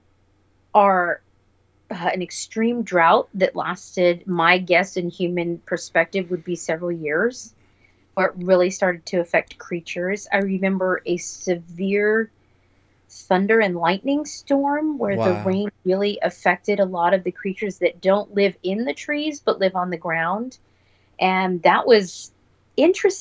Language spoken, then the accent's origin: English; Los Angeles, California, United States; also born or lived in San Francisco; I was born and raised in Los Angeles